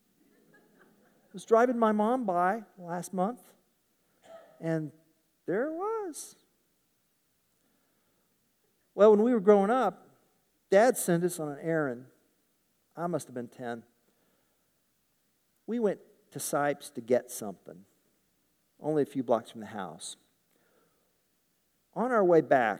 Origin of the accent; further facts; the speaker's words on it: Tulsa, Oklahoma, United States; I grew up in Tulsa.